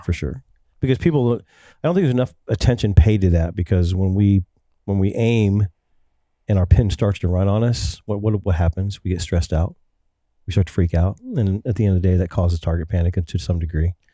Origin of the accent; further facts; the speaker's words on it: Ohio, United States; I'm from Ohio